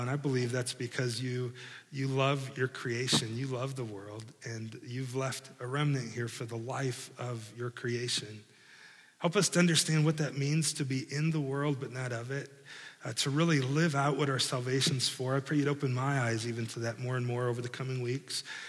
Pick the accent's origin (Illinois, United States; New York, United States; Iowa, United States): Iowa, United States; moved away as an adult; now in Milford, Indiana, United States; I grew up in Iowa